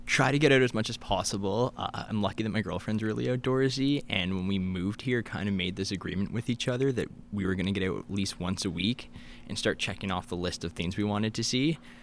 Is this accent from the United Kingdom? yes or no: no; Kingston, Ontario, Canada; moved away as an adult; also born or lived in Gananoque / Ottawa; now in Thunder Bay, Canada; I grew up in the Kingston area.